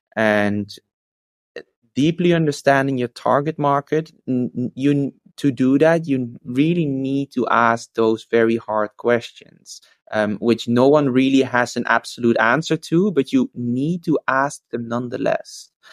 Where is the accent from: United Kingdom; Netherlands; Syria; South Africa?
Netherlands; also born or lived in Australia; I came back eventually to the Netherlands because I felt that my my heart was in Europe